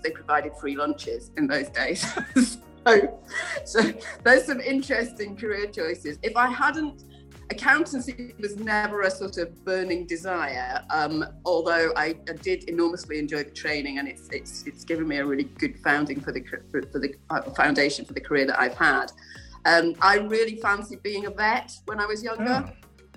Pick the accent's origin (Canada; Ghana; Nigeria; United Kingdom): United Kingdom; Yorkshire and the Humber; also born or lived in London; now in Scotland, United Kingdom; I was born and brought up in Yorkshire